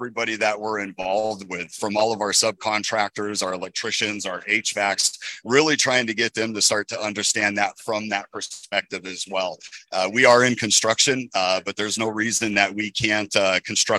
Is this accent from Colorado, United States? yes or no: yes; Southern Colorado, United States; I born and raised in Southern Colorado.